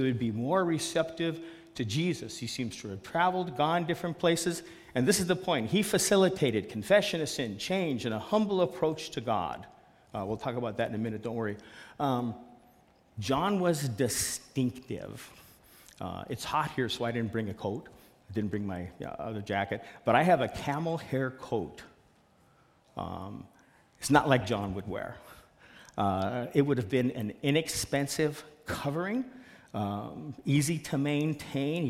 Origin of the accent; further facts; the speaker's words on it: Seattle, Washington, United States; I'm from Seattle